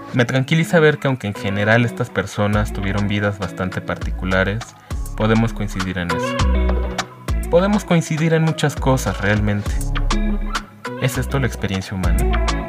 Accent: Mexico City, Mexico; Nací en la Ciudad de México y sigo viviendo aquí.

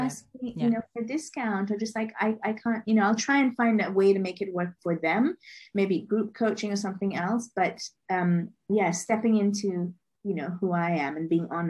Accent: Liberia; born there; also born or lived in Monrovia, Liberia / London, United Kingdom / Lagos, Nigeria / Mumbai, Indiana, United States; So I was born in Liberia, West Africa, to Indian parents. And I've lived in Monrovia, London, Lagos, Mumbai, Dublin, Hong Kong.

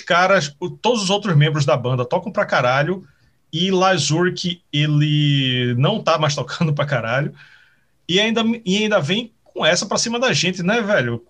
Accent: Pernambuco, Brazil; eu sou de Pernambuco

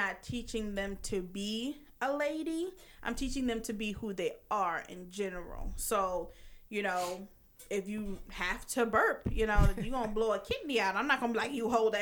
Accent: the South, United States; I grew up in the South

